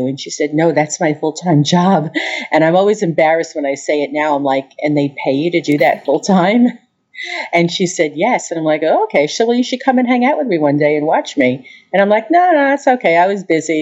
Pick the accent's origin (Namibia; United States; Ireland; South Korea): United States; Long Island, New York; moved away as an adult; now in Peoria, United States; I'm from Long Island